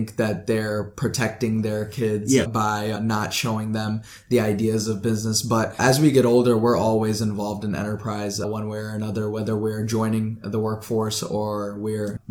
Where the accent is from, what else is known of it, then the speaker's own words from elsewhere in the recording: Oswego, Illinois, United States; also born or lived in Hyderabad, India; I come from Oswego, Illinois. And my family, I grew up in around here, but I was actually born in Hyderabad